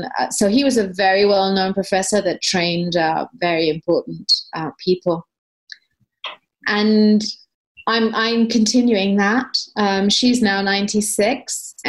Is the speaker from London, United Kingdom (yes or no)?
yes; East Putney, London, United Kingdom; Well, I was from East Putney.